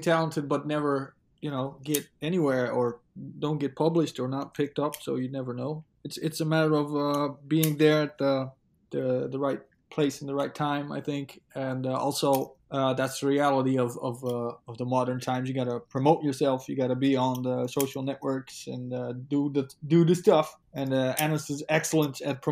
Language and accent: English; Netherlands; I'm from the Netherlands